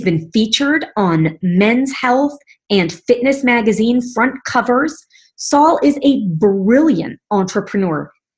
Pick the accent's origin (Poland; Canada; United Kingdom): Canada; now in Phoenix, United States; I am both Canadian and U.S. citizen.